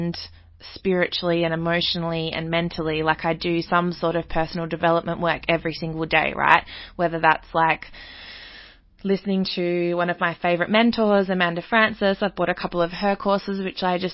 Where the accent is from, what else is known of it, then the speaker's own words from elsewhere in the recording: Australia; I live in Australia, I grew up in Australian society